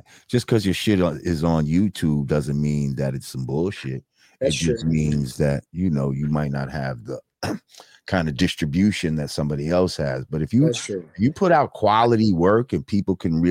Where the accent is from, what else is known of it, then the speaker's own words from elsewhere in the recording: New Rochelle, New York, United States; I grew up in New Rochelle